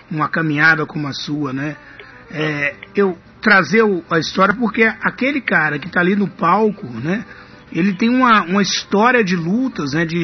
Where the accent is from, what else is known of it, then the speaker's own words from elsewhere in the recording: Ipatinga, Minas Gerais, Brazil; now in Cruz das Almas, Brazil; eu sou mineiro, né? Eu sou mineiro de Patinga.